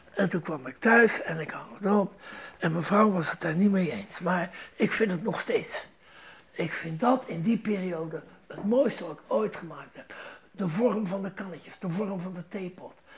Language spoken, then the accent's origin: Dutch; Rotterdam, South Holland, Netherlands; moved away; Ik ben Rotterdammer